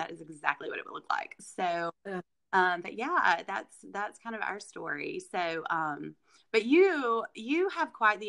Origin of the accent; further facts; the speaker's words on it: Arkansas, United States; also born or lived in Mississippi; now in Noxapater, United States; I am originally from Arkansas. A lot of people may not know that, but I have moved to Mississippi. I guess I moved in, 2002, and have been here ever since. I married a Mississippi boy.